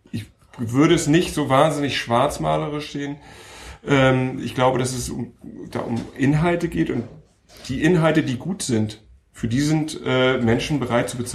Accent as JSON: {"language": "German", "region": "Hamburg", "country": "Germany", "said": "Ich komme aus Hamburg, ähm, arbeite in Berlin"}